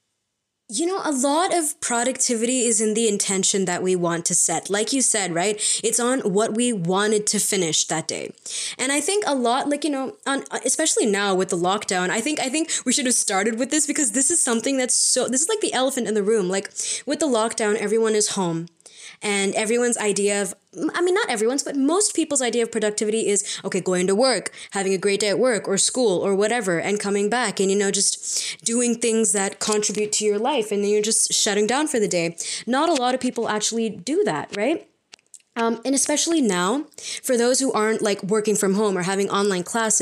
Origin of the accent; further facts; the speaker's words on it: India; We are Indian postgrads in psychology